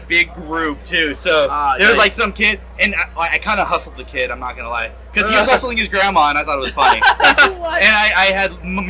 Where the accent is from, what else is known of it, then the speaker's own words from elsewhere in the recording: San Diego, California, United States; I'm born and raised San Diego.